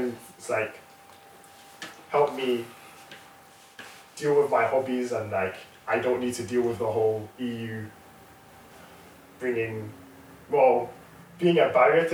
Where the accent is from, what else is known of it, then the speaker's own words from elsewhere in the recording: United Kingdom; I am Black British